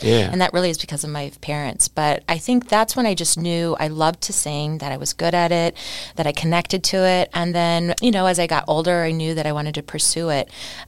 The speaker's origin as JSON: {"language": "English", "town": "Neenah", "region": "Wisconsin", "country": "United States", "also_born_or_lived": "New York City", "moved": "as an adult", "said": "I'm a Wisconsin girl, so I'm actually from Neenah."}